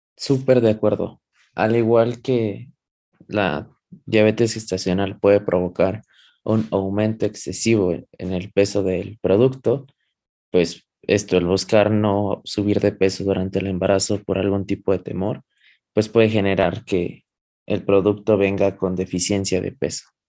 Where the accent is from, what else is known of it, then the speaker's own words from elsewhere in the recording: Mexico; nosotros como población latina, específicamente población mexicana